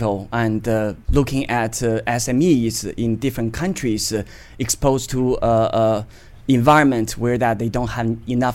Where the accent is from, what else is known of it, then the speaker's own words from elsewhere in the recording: Beijing, China; also born or lived in Poland / Austria / Germany / United Kingdom; now in United States; I'm a Chinese, born in Beijing